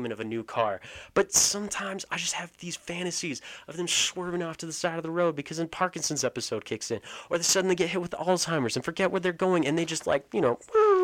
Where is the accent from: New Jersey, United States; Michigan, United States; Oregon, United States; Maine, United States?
Oregon, United States; now in Utah, United States; a product of growing up in Oregon